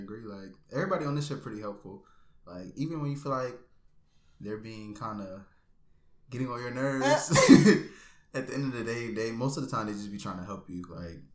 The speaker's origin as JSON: {"language": "English", "town": "Norfolk", "region": "Virginia", "country": "United States", "tie": "born or raised there", "said": "the headquarters is in my hometown from Norfolk, mm-hmm. Virginia."}